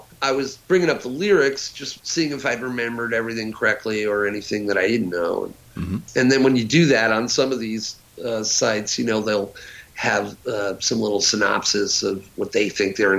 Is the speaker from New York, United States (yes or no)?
yes; Huntington, New York, United States; where I lived, I'm from Huntington, Long Island